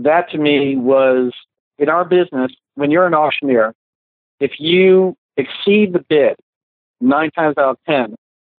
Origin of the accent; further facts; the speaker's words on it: New Jersey, United States; I grew up in Jersey